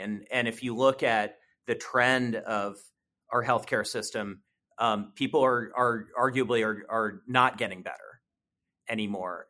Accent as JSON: {"language": "English", "town": "Columbus", "region": "Ohio", "country": "United States", "tie": "born or raised there", "said": "I was born and raised here in Columbus. I grew up here."}